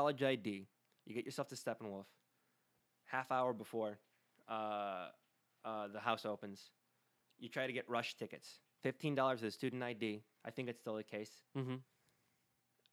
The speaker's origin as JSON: {"language": "English", "town": "Schaumburg", "region": "Illinois", "country": "United States", "tie": "born or raised there", "second_language": "English", "said": "I grew up in Schaumburg"}